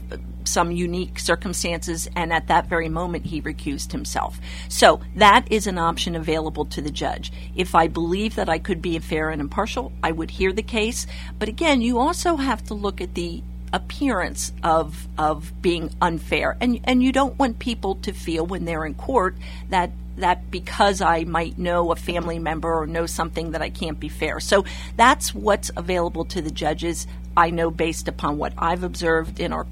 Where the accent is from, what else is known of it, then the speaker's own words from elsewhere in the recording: Campbelltown, Pennsylvania, United States; also born or lived in Palmyra, Pennsylvania; I grew up in Campbelltown